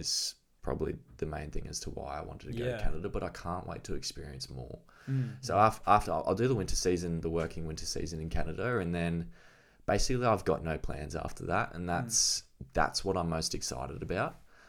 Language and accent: English; Gold Coast, Queensland, Australia; obviously we're from the Gold Coast. Beach breaks and point breaks and stuff, we're not really used to the reef.